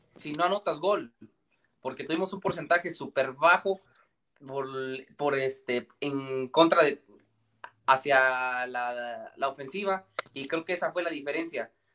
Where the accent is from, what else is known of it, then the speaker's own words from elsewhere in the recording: Michoacán, Mexico; soy de México y soy de Michoacán